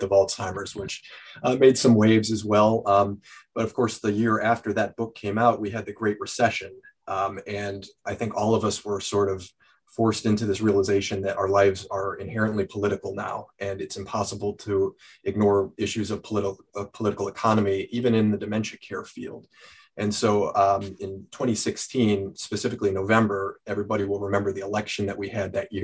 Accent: Cleveland, Ohio, United States; when I was in high school growing up in Cleveland

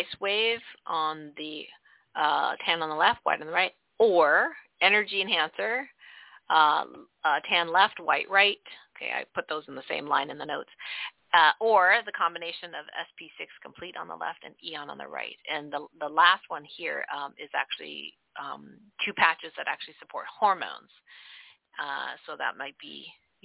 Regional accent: Canada; I'm Canadian.

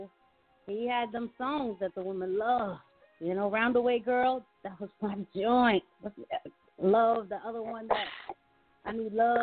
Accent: New York, United States; me growing up in New York

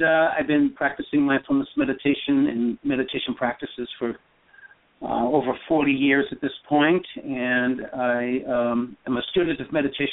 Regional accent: East Coast, United States; moved away; also born or lived in Burma / Northern California; I grew up in the East Coast.

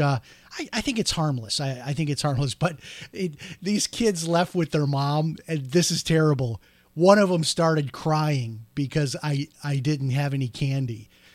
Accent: Chicago, Illinois, United States; now in Florida, United States; growing up outside of Chicago

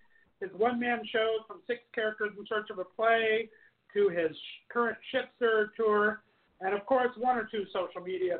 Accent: Columbus, Ohio, United States; now in Palm Springs, United States; my hometown in Columbus, Ohio

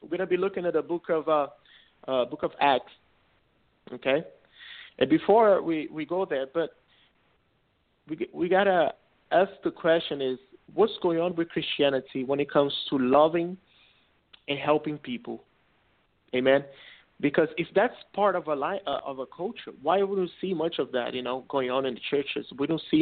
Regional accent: Brazil; first language Portuguese; English is a second language; now in Orlando, United States; I was born in Brazil, so I learned Portuguese. That's my first language, okay?

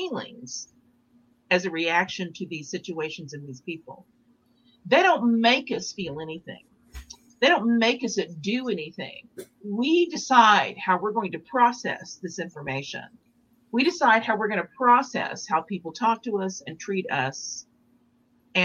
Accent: Fort Worth / Oak Cliff, Texas, United States; moved away; also born or lived in Los Angeles; my hometown

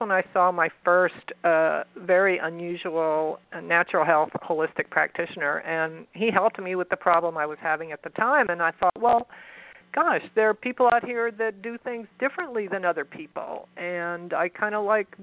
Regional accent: San Antonio, Texas, United States; accent: southern; San Antonio, actually. Born and bred.

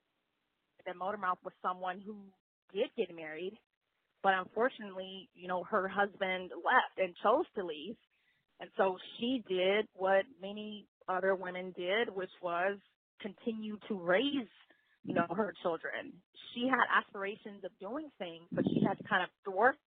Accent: Bay Area, California, United States; also born or lived in Houston, Texas; my family migrated to the Bay Area when I was about 8 years old. So I've been here since third grade

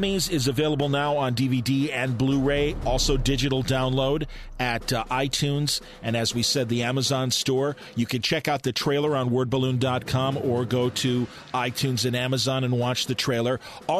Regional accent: Chicago, Illinois, United States; I'm from Chicago

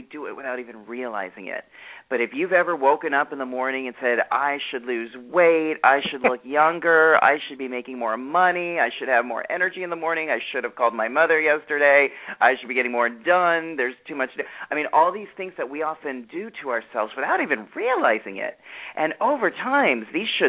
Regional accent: New York, United States; I'm a New Yorker

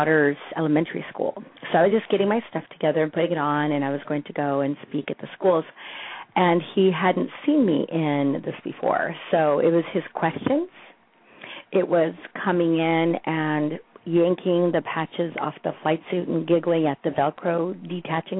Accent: Colorado, United States; moved away; also born or lived in Texas / Berkeley, California; My parents came from Mexico. I was born in Texas. I was raised in Colorado

